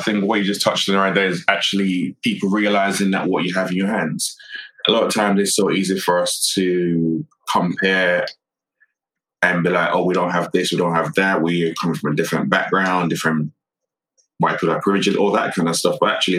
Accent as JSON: {"language": "English", "region": "London", "country": "United Kingdom", "tie": "born or raised there", "said": "we grew up in Tottenham."}